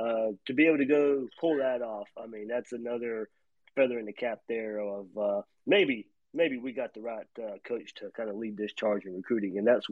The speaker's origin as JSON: {"language": "English", "region": "Georgia", "country": "United States", "tie": "born or raised there", "said": "growing up in Georgia"}